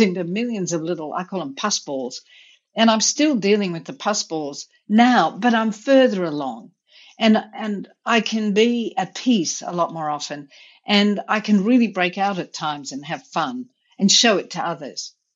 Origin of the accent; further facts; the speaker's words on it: India; also born or lived in Australia / Vermont; now in United States; I grew up in India